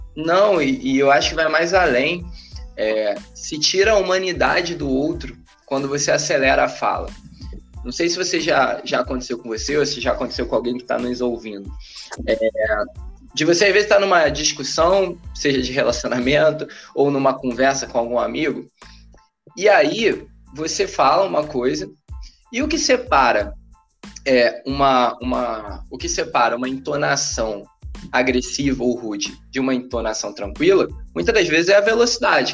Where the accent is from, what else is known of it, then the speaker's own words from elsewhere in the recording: Rio de Janeiro, Brazil; eu nasci em Realengo